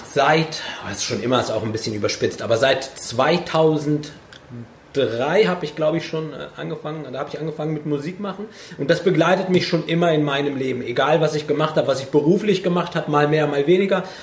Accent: Germany; Ich bin Deutscher mit Migrationshintergrund und äh, bin in einer Gegend groß geworden, wo es halt wirklich keine Ausländer gab. Da war ich der Einzige

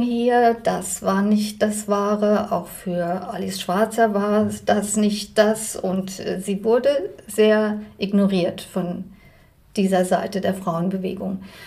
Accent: Germany; moved away as an adult; now in Switzerland; Ich komme von Deutschland

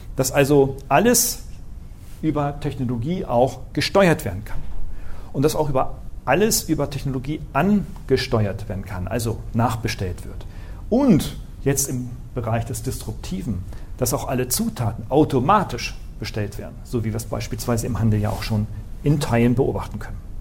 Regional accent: Northern Germany, Germany; Ich bin ein Norddeutscher

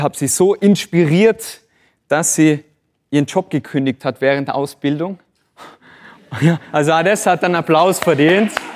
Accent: Tyrol, Austria; bei uns in Tirol

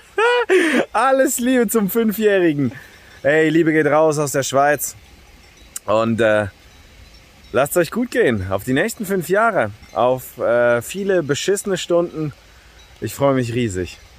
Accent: Düsseldorf, North Rhine-Westphalia, Germany; Nerdigste Grüße aus meiner Heimat Düsseldorf, wo wir uns dann am 11. Dezember sehen.

